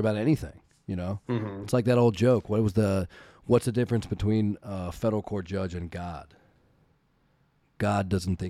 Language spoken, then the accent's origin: English; Virginia, United States; moved away; I'm from Virginia originally